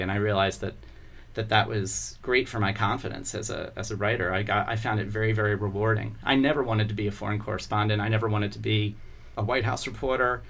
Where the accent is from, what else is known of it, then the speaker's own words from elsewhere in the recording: Columbia, Maryland, United States; also born or lived in Baltimore, Maryland; I was born in Baltimore, uh, and uh, my entire family's from Baltimore. But I grew up in the suburbs. When I was five, we moved to Columbia, Maryland.